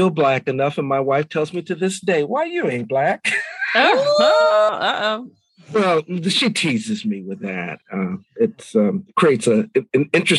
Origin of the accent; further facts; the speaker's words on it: New York City, New York, United States; I grew up in Harlem, and I always felt out of place.